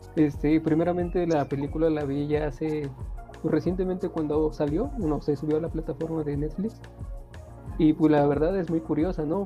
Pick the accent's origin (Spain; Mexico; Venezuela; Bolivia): Mexico; State of Mexico; no vivo ahí, soy del Estado de México